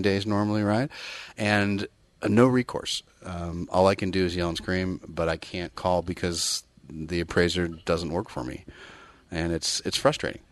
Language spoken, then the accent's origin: English; Bay Area, California, United States; born and bred in the Bay Area